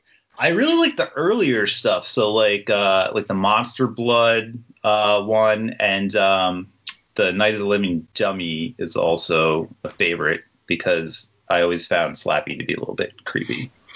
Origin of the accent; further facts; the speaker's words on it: Toms River, New Jersey, United States; I grew up in Toms River, New Jersey, which is right on the Jersey Shore